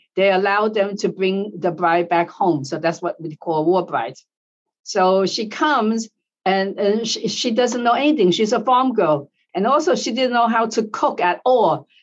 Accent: United States; I'm born in the United States, you know, but now I'm Asian American

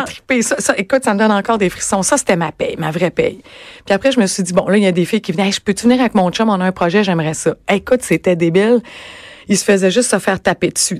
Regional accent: Rimouski, Quebec, Canada; moved away as an adult; now in Montreal, Canada; je suis originaire de Rimouski moi

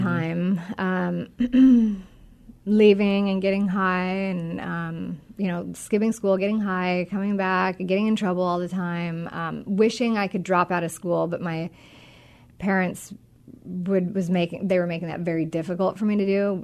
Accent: Monroe, Washington, United States; I grew up in Washington. I grew up um, actually out north in the Monroe area

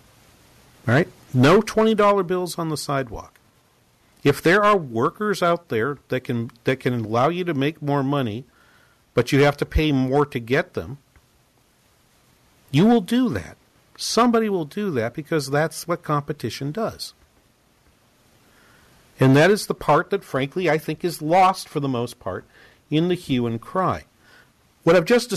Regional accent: New England, United States; I'm from New England

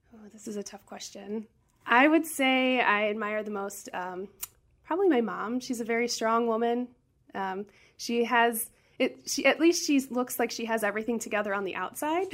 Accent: St. Louis, Missouri, United States; I grew up in South City, born and raised.

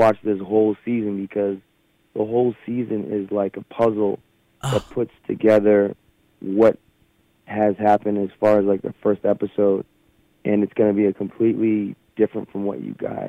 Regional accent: Brockton, Massachusetts, United States; I grew up in Brockton.

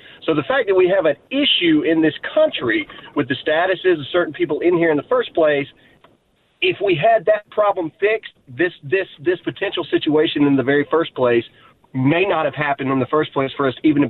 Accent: South Carolina, United States; moved away; I am, for at least the time being, back in my home state of South Carolina for a couple days.

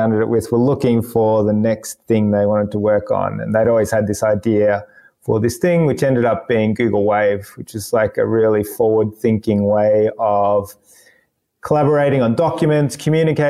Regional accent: Melbourne, Victoria, Australia; moved away as an adult; now in Sydney, Australia; I was born in Melbourne, yeah, yep. And grew up there and pretty much lived there for most of my life for the first 27 years.

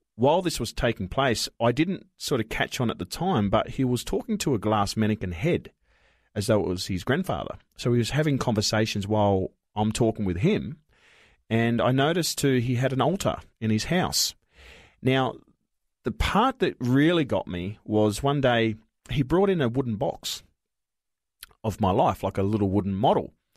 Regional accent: Broken Hill, New South Wales, Australia; born or raised there; also born or lived in Wilcannia, New South Wales

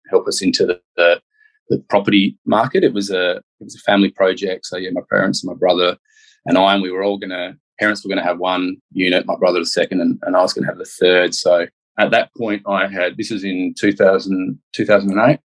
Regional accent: Perth, Western Australia, Australia; I was born in Perth and grew up here.

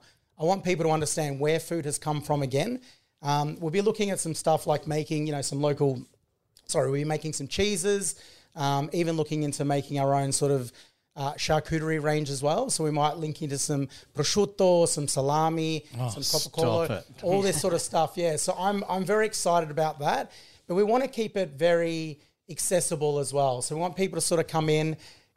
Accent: Victoria, Australia; Obviously, I'm from the Mornington Peninsula side, so to be able to come on this Ballerine side and start to create new relationships with the farmers and producers

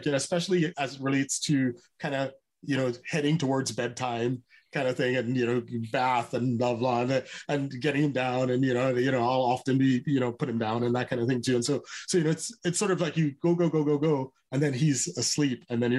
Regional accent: Trinidad & Tobago; I'm from Trinidad. You probably can tell that I love people

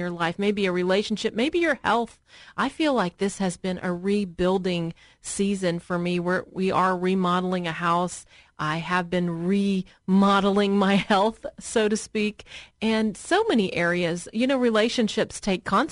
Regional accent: Murfreesboro, Tennessee, United States; I grew up in Murfreesboro, Tennessee, but it's that area of Middle Tennessee

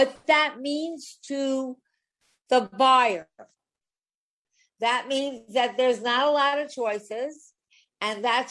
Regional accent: Long Island, New York, United States; I was born on Long Island

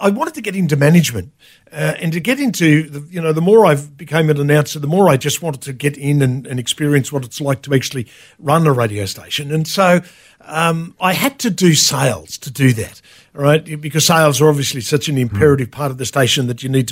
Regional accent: Sydney, New South Wales, Australia; now in Sunshine Coast, Australia; Originally from Sydney, born back in the late 1950s, right? Grew up in Sydney, went to school in Sydney

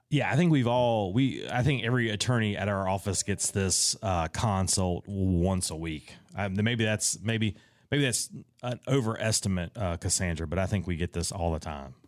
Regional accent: Raleigh, North Carolina, United States; I'm from Raleigh, North Carolina

